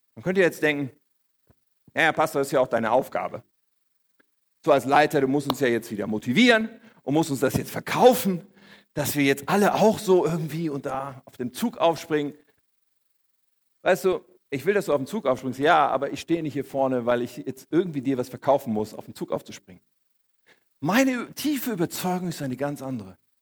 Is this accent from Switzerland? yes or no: no; Germany; ich bin hier in Deutschland aufgewachsen